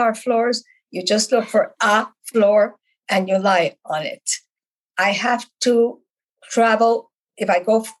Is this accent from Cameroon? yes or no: no; Bogotá, Bogotá Capital District, Colombia; moved away as an adult; now in Canada; I was born in Bogota, Colombia, South America, and I came to Canada about 58 years ago